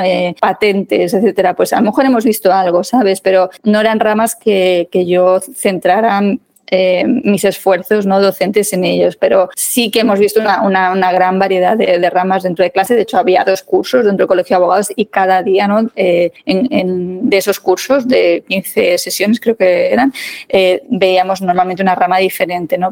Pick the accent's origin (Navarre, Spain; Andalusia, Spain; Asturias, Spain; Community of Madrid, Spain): Community of Madrid, Spain; Madrid; also born or lived in Málaga; Málaga, que es mi ciudad natal, aunque yo me he criado en Madrid